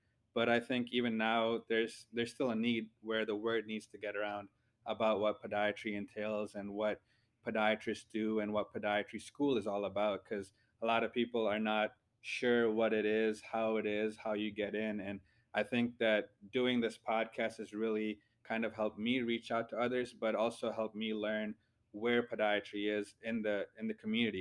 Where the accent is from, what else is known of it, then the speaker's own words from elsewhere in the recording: Detroit, Michigan, United States; moved away as an adult; now in Ohio, United States; I'm from Michigan. I'm from the Metro Detroit area.